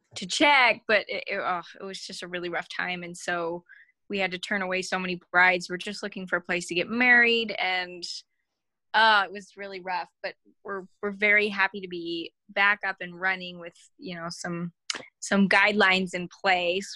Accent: Utah, United States; I grew up in Utah County

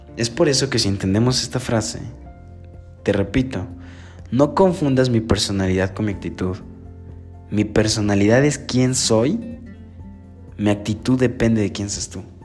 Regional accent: Puebla, Mexico; Soy del estado de Puebla

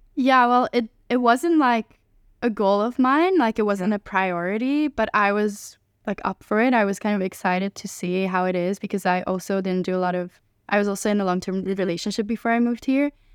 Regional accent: Hungary; moved away as an adult; now in Amsterdam, Netherlands; I'm from Hungary

